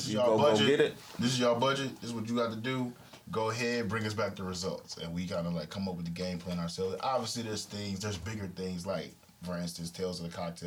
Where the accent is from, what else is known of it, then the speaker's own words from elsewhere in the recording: Detroit, Michigan, United States; I'm from Detroit